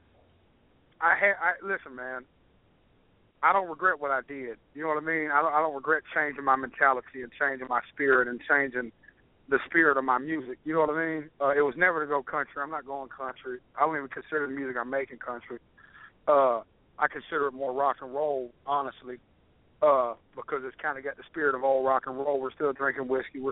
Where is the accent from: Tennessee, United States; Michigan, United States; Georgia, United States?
Tennessee, United States; Nashville; I'm from Tennessee, so all my brothers were Volunteer fans